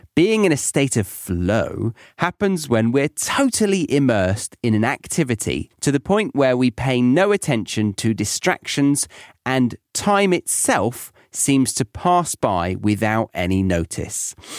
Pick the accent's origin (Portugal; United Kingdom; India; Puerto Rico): United Kingdom; moved away as an adult; also born or lived in Ohio, United States / Bavaria, Germany; being British in America or in Ohio particularly, everyone was just like, "Oh my God, your accent. Wow."